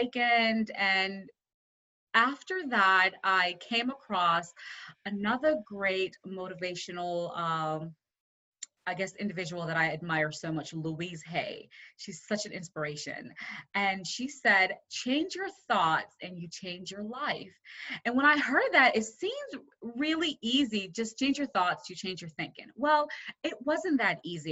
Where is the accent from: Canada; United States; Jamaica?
Jamaica; I was born in Jamaica